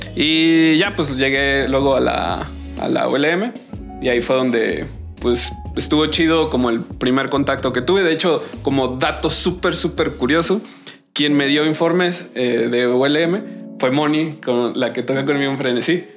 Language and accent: Spanish; San José del Cabo, Baja California Sur, Mexico; moved away as an adult; now in Guadalajara, Mexico; yo soy de San José del Cabo